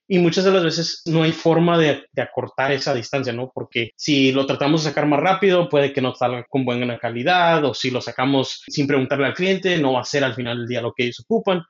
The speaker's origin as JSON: {"language": "Spanish", "region": "Michoacán", "country": "Mexico", "tie": "born or raised there", "moved": "yes", "lives_now": "Seattle, United States", "said": "yo crecí en Michoacán, pero ahorita vivo en Seattle, Washington"}